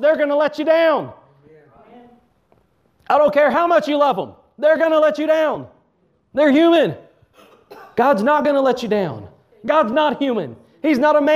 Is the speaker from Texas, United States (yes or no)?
yes; Texas, United States; I'm from Texas